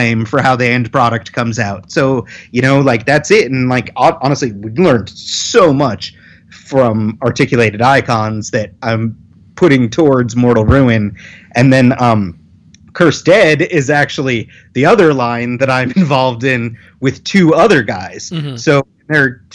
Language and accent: English; Long Island, New York, United States; moved away; I'm originally from Long Island